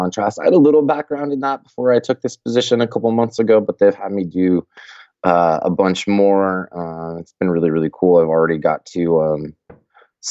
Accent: Colorado, United States; I'm from Colorado

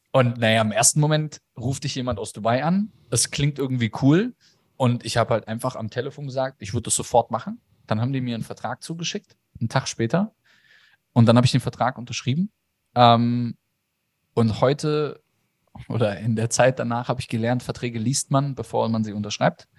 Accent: a village south of Frankfurt, near the Bavarian border, Hesse, Germany; ich bin auch im Dorf groß geworden, südlich von Frankfurt, äh, schon an der bayerischen Grenze

